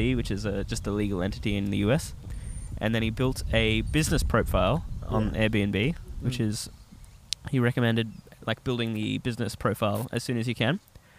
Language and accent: English; United States; accent: American; That's my actual American voice because I'm American.